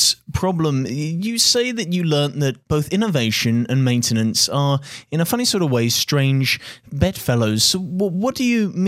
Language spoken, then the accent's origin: English; United Kingdom; as a Brit